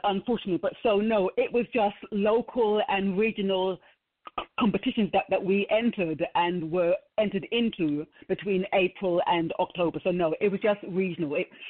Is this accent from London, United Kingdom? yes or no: yes; London, United Kingdom; I was born in Balham, South London, and then we moved to Stockwell, again in South London.